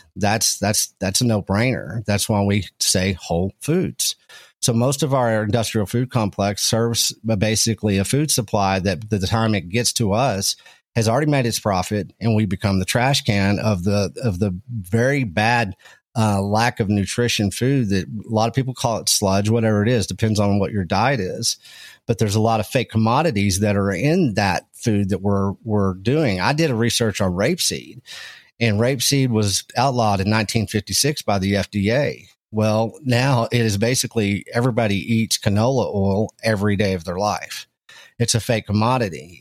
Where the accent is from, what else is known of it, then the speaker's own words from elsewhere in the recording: Texas Panhandle, United States; I come from small town Texas, uh, up in the Texas Panhandle. I was raised around agricultural and ranching